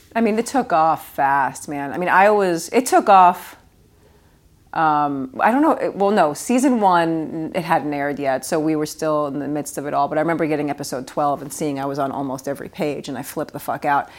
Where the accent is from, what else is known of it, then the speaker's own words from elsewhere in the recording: New York City, New York, United States; when I was a kid growing up in Queens